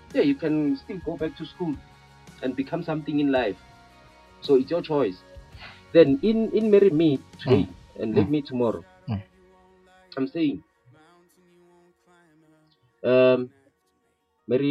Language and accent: English; Bushbuckridge, Mpumalanga, South Africa; my hometown of Bushbuck Ridge